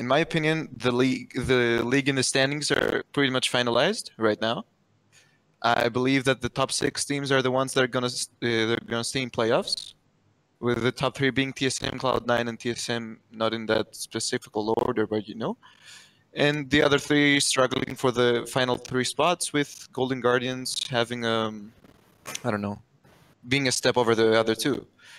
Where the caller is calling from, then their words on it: Greece; I'm calling from Greece.